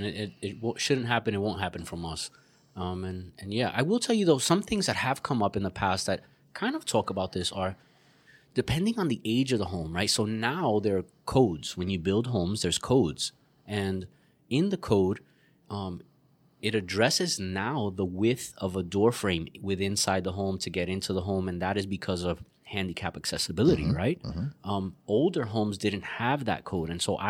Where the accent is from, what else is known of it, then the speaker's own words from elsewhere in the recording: Puerto Rico; moved away; But that was actually done to me. I moved from Puerto Rico. Hey, you're from Puerto Rico. You'd really love it here.